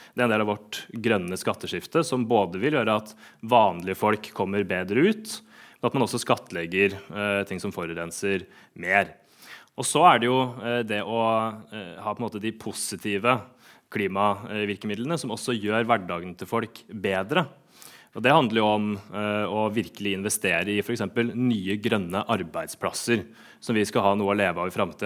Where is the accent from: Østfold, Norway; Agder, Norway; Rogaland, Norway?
Østfold, Norway; Sarpsborg; hjemme i min hjemby, Sarpsborg